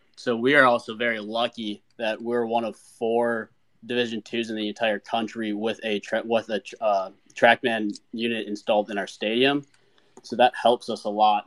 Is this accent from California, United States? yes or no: no; Minnesota, United States; moved away as an adult; now in South Carolina, United States; I grew up originally in Minnesota